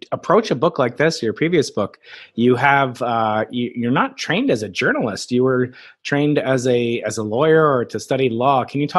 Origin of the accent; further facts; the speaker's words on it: New York, United States; the New York Post from my hometown, New York.